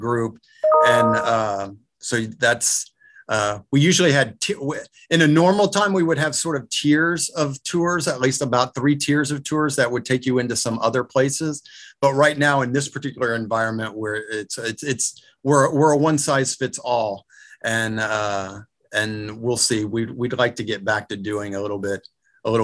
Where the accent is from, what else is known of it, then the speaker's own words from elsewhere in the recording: Oklahoma, United States; I'm from Oklahoma and went to the University of Oklahoma.